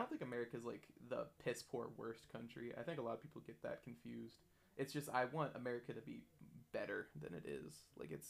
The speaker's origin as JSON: {"language": "English", "region": "Iowa", "country": "United States", "tie": "born or raised there", "said": "I think people inherently just kind of know the area they grew up in more. Like I know Iowa."}